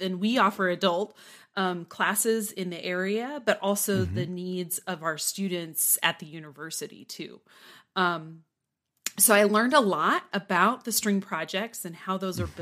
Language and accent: English; Newton, Kansas, United States; moved away as an adult; also born or lived in Waco, Texas; now in Lubbock, United States; I grew up in um, South Central Kansas, in Newton, Kansas